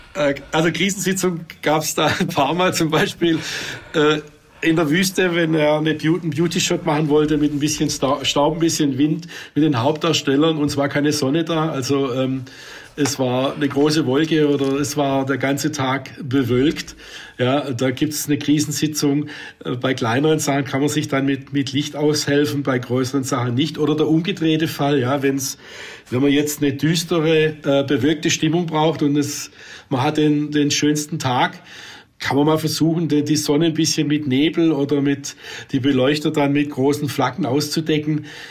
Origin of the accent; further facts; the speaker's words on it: Swabia, Germany; als Schwab